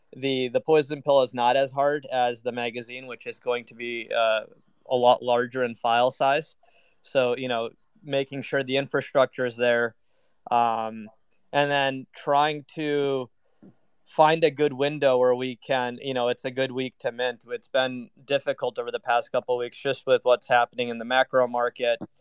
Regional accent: Minnesota, United States; moved away as an adult; also born or lived in New York / London; I grew up in Minnesota

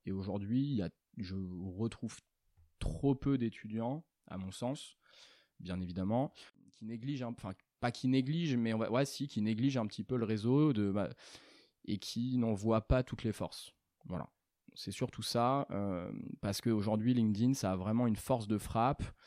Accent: Angoulême, Nouvelle-Aquitaine, France; je suis originaire d'Angoulême, d'abord. J'ai commencé là-bas avec un bac ES

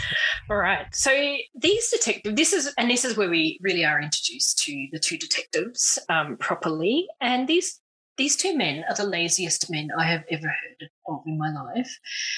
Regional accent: Australia; As an Australian.

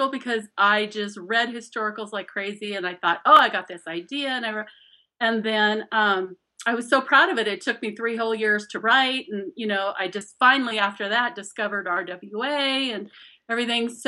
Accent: Scotland, United Kingdom; 20, yeah, I'm I'm Scottish, so I'm stubborn as hell.

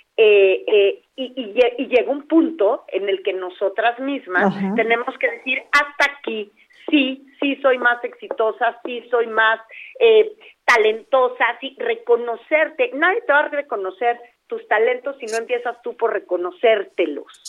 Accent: Mexico; las mexicanas, como somos latinas

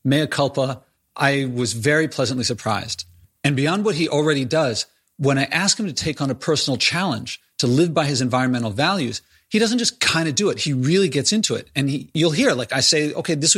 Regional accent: Philadelphia, Pennsylvania, United States; moved away as an adult; I'm born in Philadelphia. I was raised in Philadelphia. The first 18 years of my life were in Philadelphia

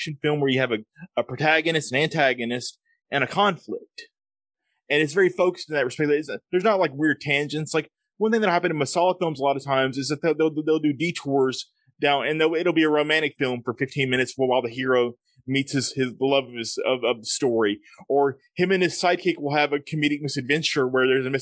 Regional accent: the South, United States; accent: Southern; I've got an accent. I'm from the South in America, so we talk with thick accents

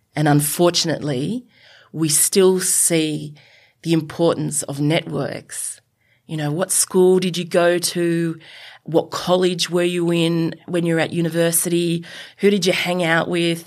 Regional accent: Sydney, New South Wales, Australia; I'm a yobbo from Western, the Western suburbs of Sydney who went to Mount Druitt Tafe

